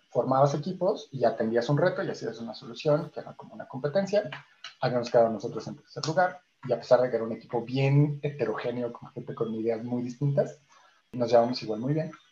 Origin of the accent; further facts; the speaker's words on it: Chile; Como éramos chilenos, eran como 8 o 9 chilenos y yo, básicamente la mitad fueron de Chile o de México